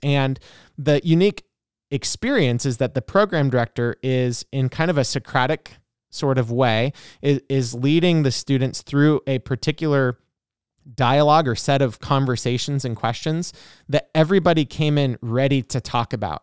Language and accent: English; Oregon, United States; moved away; I'm originally from Oregon and did the class in Salem